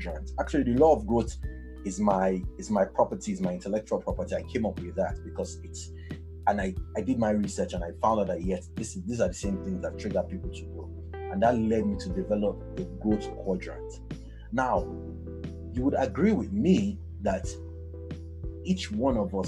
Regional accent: Lagos, Nigeria; I grew up in Ilaje, back in Bariga.

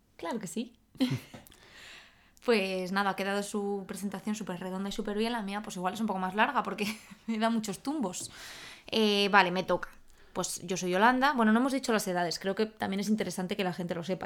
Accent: Salamanca, Castile and León, Spain; moved away as an adult; also born or lived in Madrid; yo soy de Salamanca, entonces yo estudié eh, mi carrera en Salamanca

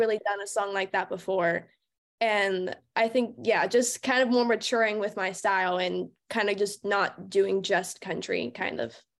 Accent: Pittsburgh area, Monongahela River, Pennsylvania, United States; moved away; I grew up in a super rural, like, suburban area, not even suburban, it was just a very small, small town, and I grew up right on the Monongahela River.

